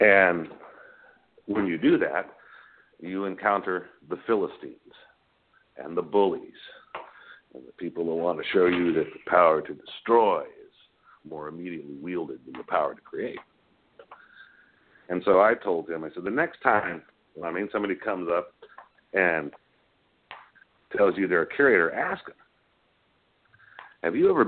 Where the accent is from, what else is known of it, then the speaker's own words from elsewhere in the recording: San Antonio, Texas, United States; I grew up in San Antonio, and just being in Texas